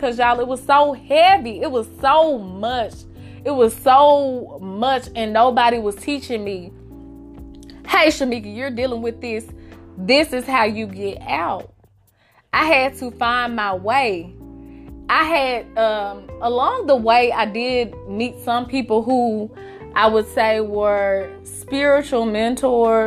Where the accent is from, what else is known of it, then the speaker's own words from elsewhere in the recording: Memphis, Tennessee, United States; I grew up in Memphis.